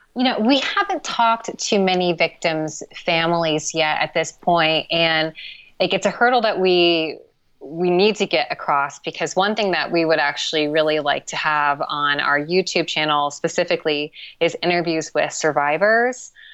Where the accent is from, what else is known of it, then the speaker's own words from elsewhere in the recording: Columbus, Ohio, United States; moved away as an adult; also born or lived in Austin, Texas / Los Angeles, California; now in Montreal, Canada; I'm from Columbus, Ohio.